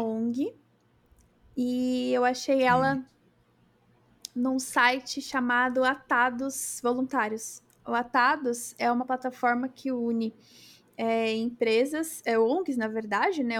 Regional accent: Brazil

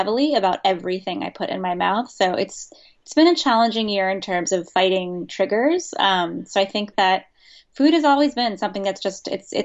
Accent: Virginia Beach, Virginia, United States; I grew up in the South in Virginia Beach, Virginia, which is, I think, admittedly one of the least southern parts of a southern state

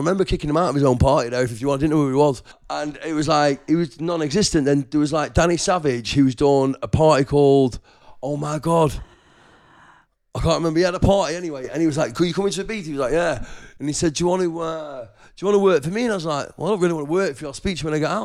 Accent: Lytham, North West England, United Kingdom; moved away as an adult; also born or lived in Blackpool; I moved to Blackpool from Lytham, where I'm from

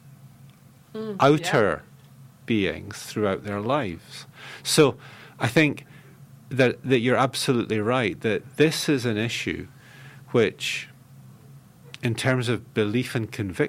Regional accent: Scotland, United Kingdom; I'm a Scot. I grew up in a temperate, relatively cool culture.

